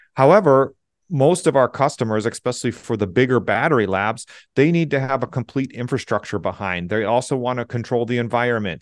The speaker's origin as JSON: {"language": "English", "region": "Southeast Michigan", "country": "United States", "tie": "born or raised there", "also_born_or_lived": "Austria", "moved": "as an adult", "said": "I grew up in Southeast Michigan"}